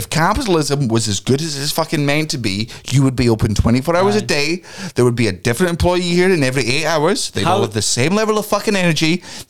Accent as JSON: {"language": "English", "region": "London", "country": "United Kingdom", "tie": "born there", "said": "A lot of time, and I was born in London, and I was like, that a lot."}